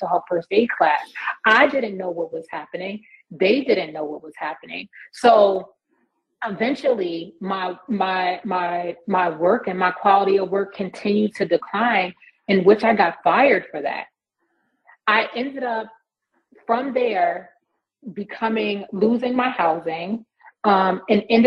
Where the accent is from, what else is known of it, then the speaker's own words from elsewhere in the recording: New York, United States; moved away; I'm originally from New York